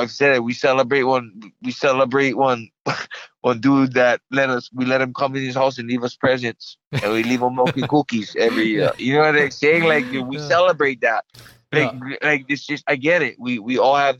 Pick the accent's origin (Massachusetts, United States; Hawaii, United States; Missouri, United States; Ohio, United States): Hawaii, United States; I'm Hawaiian